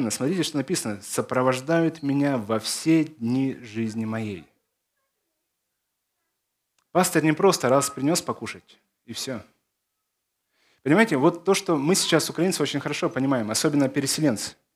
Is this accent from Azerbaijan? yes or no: no; Belarus; born there; also born or lived in Zakarpattia; Мое детство прошло в Закарпатье. Родился я в Беларуси, но на лето меня сдавали э, в Закарпатье как дешевую рабочую силу.